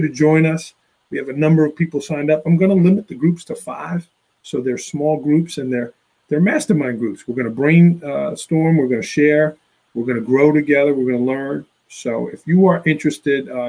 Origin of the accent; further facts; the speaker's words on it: New York City, New York, United States; now in Port Jervis, United States; I grew up in Staten Island, New York